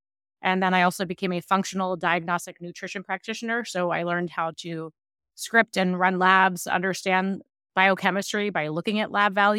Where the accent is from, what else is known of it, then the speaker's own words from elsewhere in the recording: Maryland, United States; now in New York City, United States; I live in New York City. We grew up in Maryland, but I've been in New York for over 20 years.